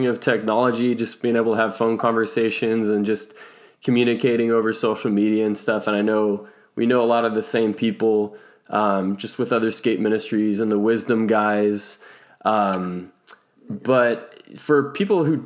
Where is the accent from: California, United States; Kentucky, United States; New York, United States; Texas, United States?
California, United States; Northern; now in Southern California, United States; I grew up in Northern California, and it's pretty much where I grew up.